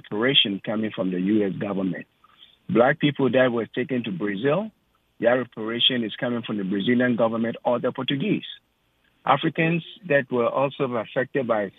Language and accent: English; Ghana; now in United States; I'm from Ghana